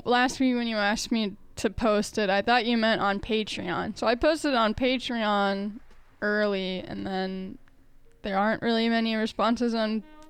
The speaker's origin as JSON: {"language": "English", "region": "Arizona", "country": "United States", "tie": "born or raised there", "moved": "yes", "lives_now": "Chicago, United States", "said": "growing up in Arizona"}